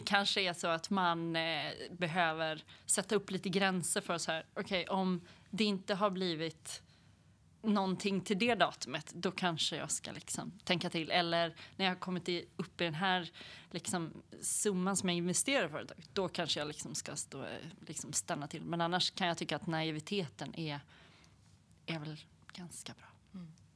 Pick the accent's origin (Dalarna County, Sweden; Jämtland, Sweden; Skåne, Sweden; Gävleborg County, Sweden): Gävleborg County, Sweden; Hälsingland; now in Gothenburg, Sweden; är uppväxt i Hälsingland